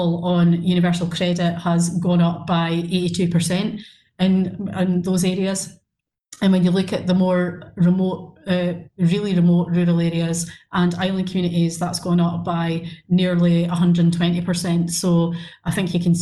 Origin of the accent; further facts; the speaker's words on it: Brechin, Scotland, United Kingdom; I'm from Brechin, I've pretty much lived there all my life